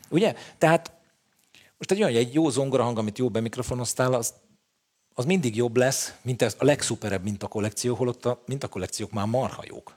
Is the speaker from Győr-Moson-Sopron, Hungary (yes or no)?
no; Budapest, Hungary; Én a telekitérre születtem